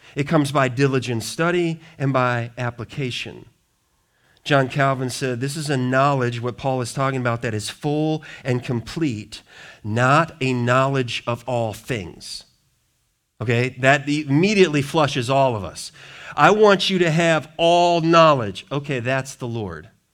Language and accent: English; Wisconsin, United States; now in Richmond, Michigan, United States; people I grew up with in Wisconsin